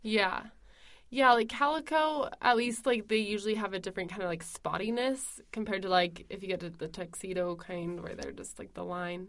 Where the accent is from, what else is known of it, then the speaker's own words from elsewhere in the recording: United States; as an American